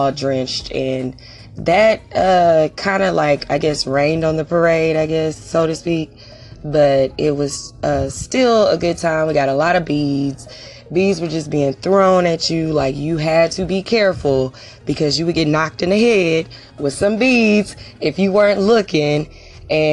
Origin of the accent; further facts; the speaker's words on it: Texas, United States; I'm from Texas